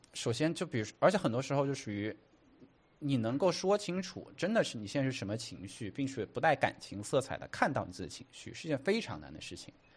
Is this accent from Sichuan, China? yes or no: yes; Chengdu, Sichuan, China; moved away as an adult; now in New York, United States; 我在成都长大，然后青山离那个很近